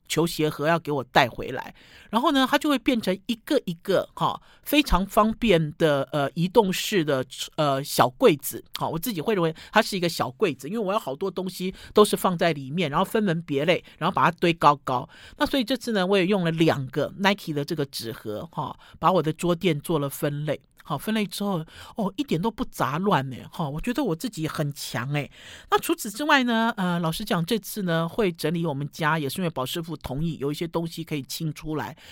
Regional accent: Sanchong, New Taipei, Taiwan; 那时候我们老家还在三重的时候

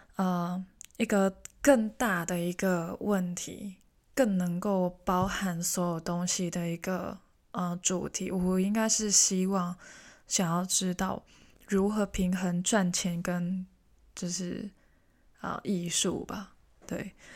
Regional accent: Hong Kong; first language Cantonese; Chinese is a second language; now in Taiwan; 我是香港人

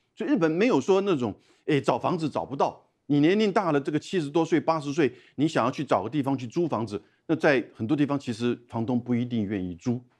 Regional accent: Taiwan; 我们台湾人的大量的这种捐款

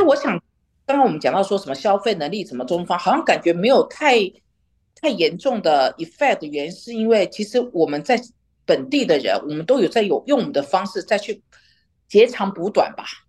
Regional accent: Taiwan; now in London, United Kingdom; 我这边生活了二十多年啊，我觉得英政治的那种狂热度绝对没有我们台湾人多

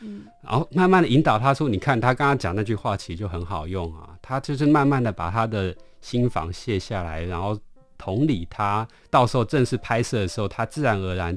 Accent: Taiwan; 他们跟我们台湾这边遥遥相望

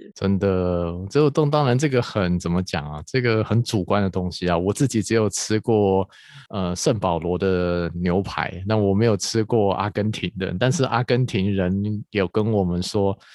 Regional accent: Taiwan; 对于我们台湾人来说

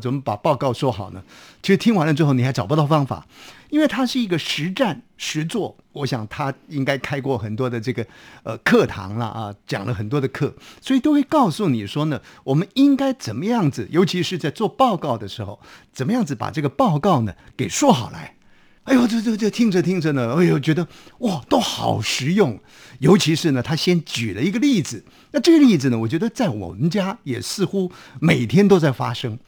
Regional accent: Taiwan; 我们台湾话讲说放鸽子了

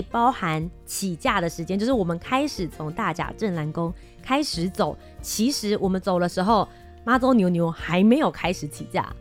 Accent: Taiwan; 我台湾人还台湾人呢

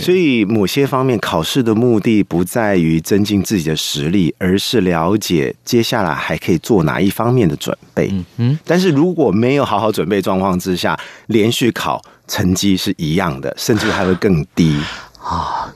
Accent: Taiwan; 我们台湾在一零八课纲里面特别提到的有思辨的能力

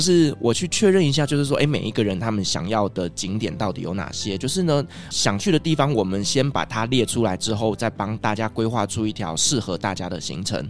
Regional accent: Taiwan; 我们台湾人能接受的

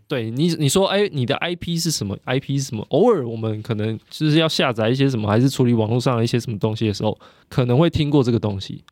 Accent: Taiwan; 我是台湾人欸

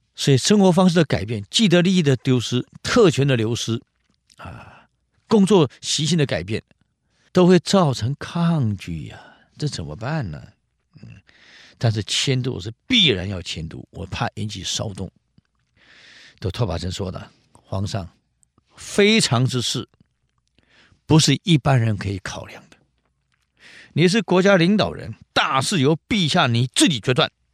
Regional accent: Taiwan; 我是新竹人，吃米粉，啊。吃饭，吃稀饭，我们是这样长大的

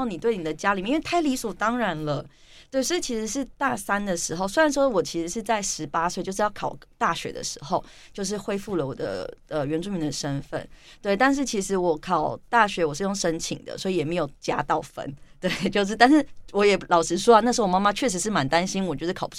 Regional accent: Taipei, Taiwan; 但是以我自己来说，我从小在都会区长大， 那以前我都觉得，就是我的都会区的生活跟我的部落生活是平行宇宙、平行世界。

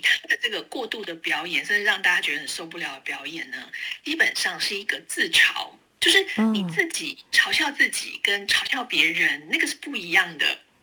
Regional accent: Taiwan; first language Taiwanese Hokkien; Chinese is a second language; 我记得我小的时候，嗯，其实我上小学之前是不太会说国语的，嗯哼，哦，对，我只会讲闽南语，对，在家里都是讲闽南语

